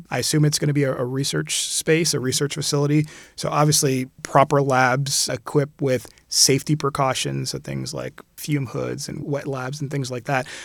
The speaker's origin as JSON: {"language": "English", "country": "Puerto Rico", "tie": "born or raised there", "also_born_or_lived": "Philadelphia / California / Jamaica / Barbados", "said": "I was born in Philadelphia, and we moved to California when I was really young. And I spent most of my youth actually in the Caribbean. Most of it was in Puerto Rico"}